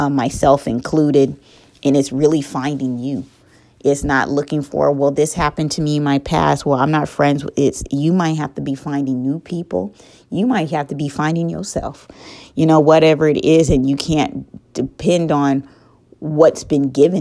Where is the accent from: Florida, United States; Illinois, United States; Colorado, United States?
Colorado, United States; moved away as an adult; now in North Carolina, United States; I'm from Colorado, born and raised